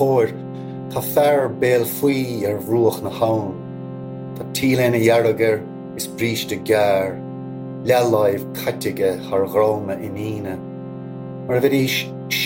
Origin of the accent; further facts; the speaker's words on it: Cork, Munster, Ireland; moved away as an adult; now in Connemara Gaeltacht, Ireland; I'm from Cork originally, but living now on the edge of the Connemara Gaeltacht.